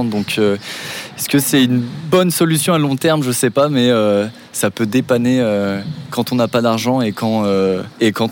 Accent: London, United Kingdom; French is a second language; Bah, moi, je suis …, je suis de Londres.

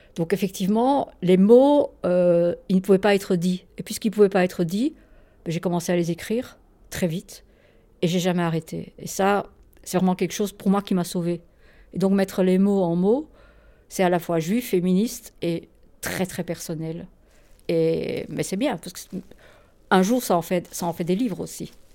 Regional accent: Poland; quand j'étais enfant, parce que dans la Pologne communiste, à mon avis, mes parents ne me faisaient pas tellement écouter de, de musique juive

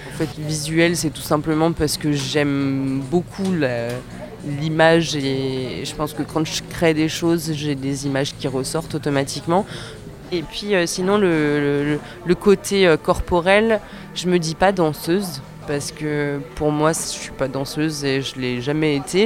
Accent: Annecy, Auvergne-Rhône-Alpes, France; Je suis de Haute-Savoie, mais j'ai quand même pas mal euh, voyagé

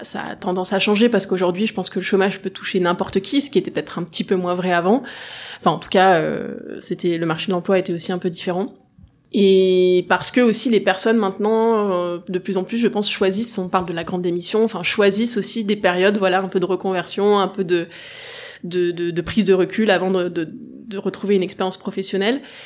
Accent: Grenoble, Auvergne-Rhône-Alpes, France; Grenoble, donc j'ai toujours été entourée à peu près de, de montagne

